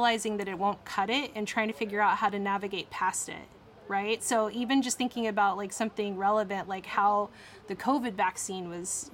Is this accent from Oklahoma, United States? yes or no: no; Texas, United States; I grew up in Texas